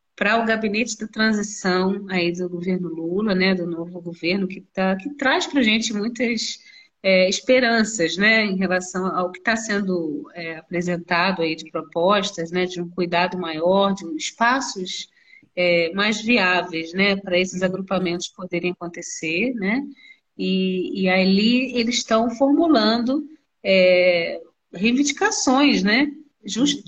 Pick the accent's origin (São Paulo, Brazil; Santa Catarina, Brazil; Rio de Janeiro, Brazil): Rio de Janeiro, Brazil; moved away as an adult; now in Nova Friburgo, Brazil; eu sou carioca, moradora de Friburgo